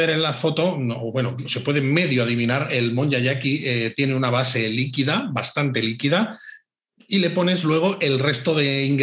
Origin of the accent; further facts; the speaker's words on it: Spain; españoles que, que visitábamos